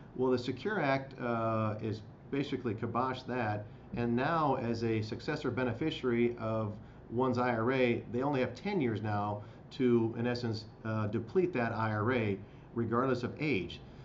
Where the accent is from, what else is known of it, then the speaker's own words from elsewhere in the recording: Midwest, United States; living in the Midwest, growing up in the Midwest